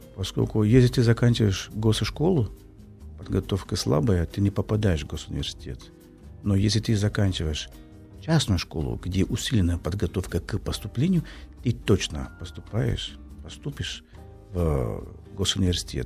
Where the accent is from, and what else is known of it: Brazil